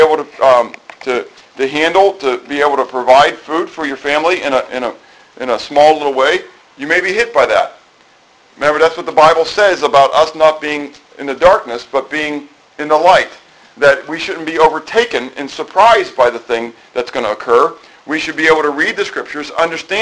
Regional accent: United States; as American Christians

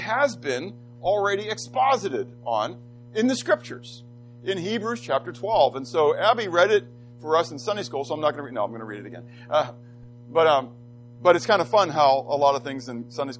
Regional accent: Pittsburgh, Pennsylvania, United States; I grew up in Pittsburgh and we had a basement

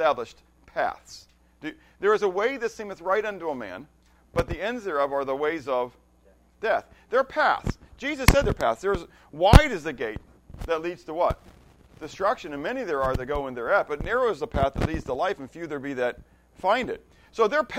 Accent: Pittsburgh, Pennsylvania, United States; Pittsburgh, when I grew up, Pittsburgh was a steel town

